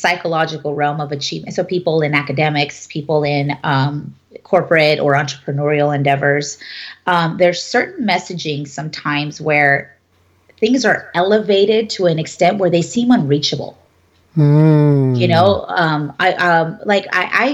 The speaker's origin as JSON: {"language": "English", "country": "United States", "tie": "born or raised there", "said": "I'm a first generation born here from my family. My mother is an immigrant."}